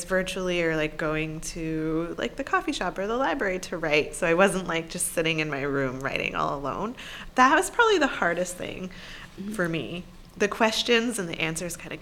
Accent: Syracuse, New York, United States; my own schooling growing up in Syracuse, New York in the 1980s and 90s

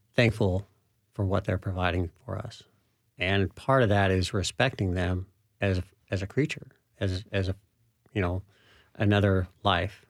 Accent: Utah, United States; now in Middle Tennessee, United States; I'm from Utah originally.

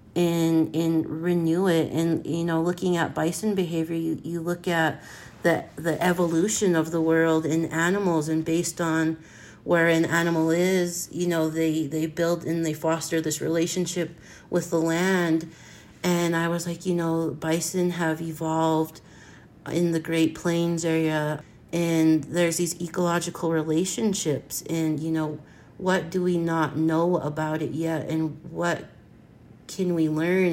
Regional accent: Blackfeet Nation, Montana, United States; I'm from the Blackfeet Nation, born and raised. I grew up on my family ranch

